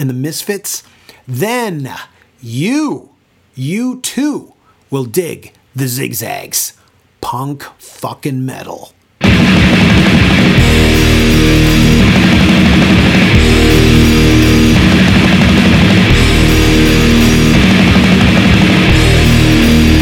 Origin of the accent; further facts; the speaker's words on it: Toronto, Ontario, Canada; my hometown of Toronto, Canada